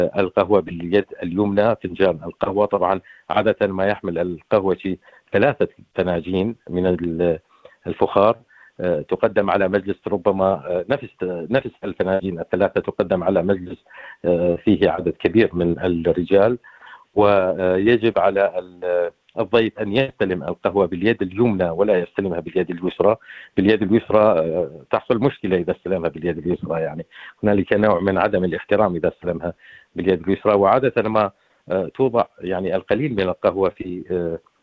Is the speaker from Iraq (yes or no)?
yes; Iraq; بالعراق احنا نحب الشاي أكثر